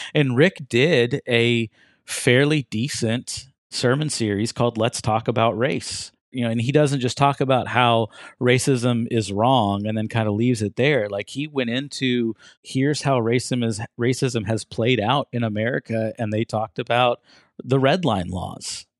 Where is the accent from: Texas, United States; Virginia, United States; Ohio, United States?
Texas, United States; Fort Worth; moved away as an adult; also born or lived in Oklahoma; now in Muskogee, United States; I grew up in Fort Worth, Texas